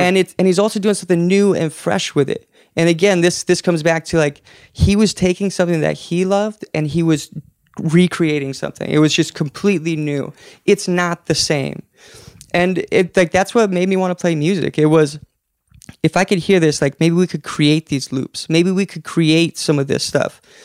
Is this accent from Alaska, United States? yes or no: yes; Alaska, United States; now in Portland, United States; We grew up in Alaska, two hours to get groceries